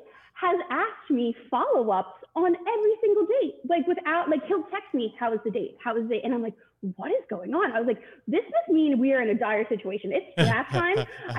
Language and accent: English; Philadelphia, Pennsylvania, United States; I grew up in Philly, so I knew... I was pretty, thoroughly indebted in the Philly fandom.